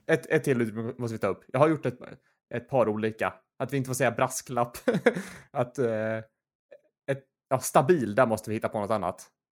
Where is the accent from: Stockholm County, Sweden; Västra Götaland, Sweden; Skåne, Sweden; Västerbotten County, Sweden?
Västra Götaland, Sweden; Gothenburg; jag var född i Göteborg